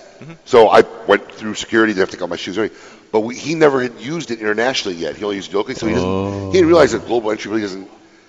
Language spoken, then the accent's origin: English; Niles, Illinois, United States; moved away; Niles, my hometown, Niles, Illinois.